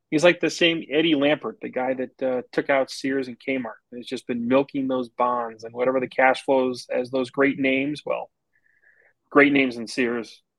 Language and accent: English; Cincinnati, Ohio, United States; And I didn't mention Cincinnati because I grew up in the Marge Schott area and she was kind of a bitch.